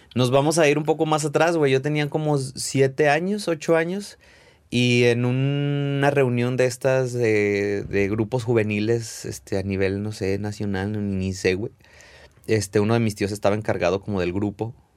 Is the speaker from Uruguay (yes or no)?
no; Zacatecas, Mexico; moved away as an adult; now in Guadalajara, Mexico; Nacido y criado en Zacatecas